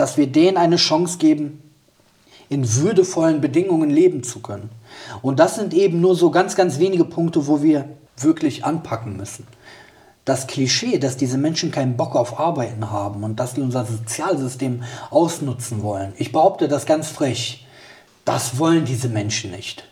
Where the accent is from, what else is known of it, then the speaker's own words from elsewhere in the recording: Bergisch Gladbach, North Rhine-Westphalia, Germany; meine Heimat ist Bergisch Gladbach